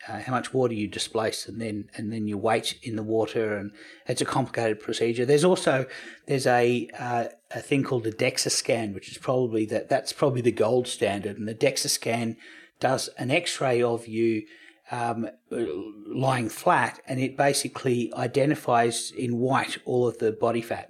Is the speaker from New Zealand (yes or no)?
no; Australia